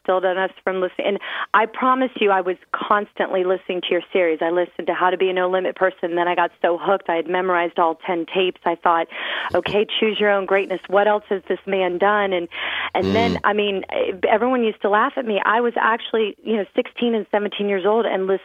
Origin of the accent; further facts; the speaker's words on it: Clearwater, Florida, United States; I grew up on Clearwater Beach, Florida.